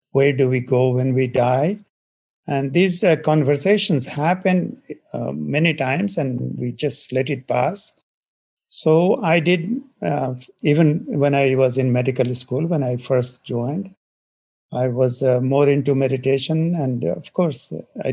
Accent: India; moved away; I grew up in India in a small village.

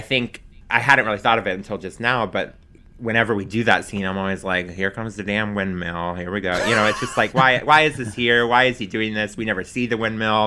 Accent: Pensacola, Florida, United States; moved away as an adult; also born or lived in Alabama; now in New York, United States; my parents who had moved from my hometown of Pensacola

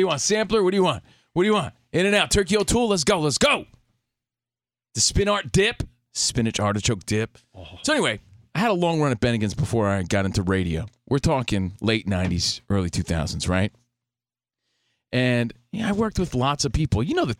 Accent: East Coast, United States; now in Los Angeles, United States; But, yeah, we're from the East Coast out here in the mean streets of L.A., ready to talk some sports and nonsense.

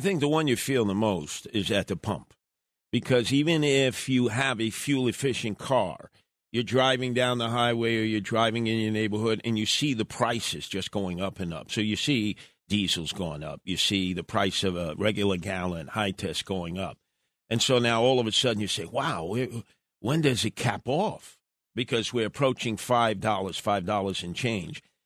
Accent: New York City, New York, United States; growing up in Brooklyn

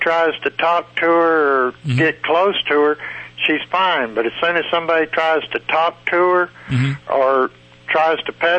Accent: Texas, United States; now in Luxora, United States; I'm are from Texas.

